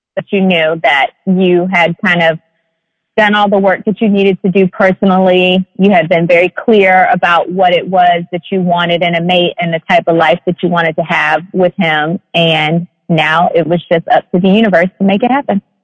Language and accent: English; Atlanta, Georgia, United States; me growing up in Atlanta, technically the South